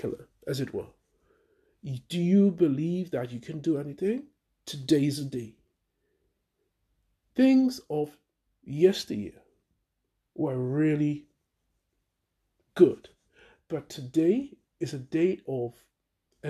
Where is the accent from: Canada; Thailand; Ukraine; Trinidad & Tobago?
Trinidad & Tobago; now in United Kingdom; I'm originally from Trinidad